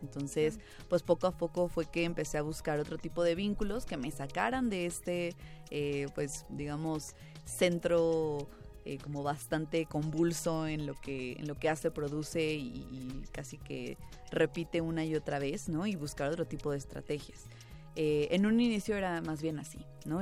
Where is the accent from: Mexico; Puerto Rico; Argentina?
Mexico; Toluca, State of Mexico; yo no soy de la Ciudad de México, yo soy de Toluca